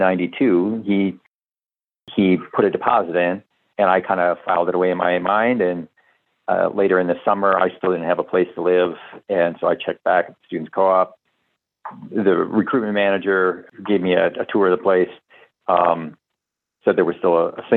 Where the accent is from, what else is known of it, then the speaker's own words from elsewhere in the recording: Bloomington, Minnesota, United States; also born or lived in Ann Arbor, Michigan; I ended up transferring back to Minnesota. I grew up here. I grew up in Bloomington